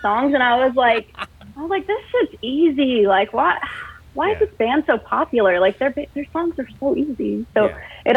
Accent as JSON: {"language": "English", "town": "Colorado Springs", "region": "Colorado", "country": "United States", "tie": "born or raised there", "also_born_or_lived": "Texas / Athens, Georgia", "moved": "yes", "lives_now": "Pacific Northwest, United States", "said": "I grew up in Colorado Springs"}